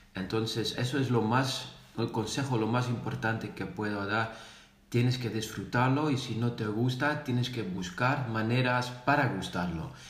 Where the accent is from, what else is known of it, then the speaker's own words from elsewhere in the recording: Netherlands; first language Dutch; Spanish is a second language; also born or lived in Zaragoza; yo soy de Holanda, yo vivo aquí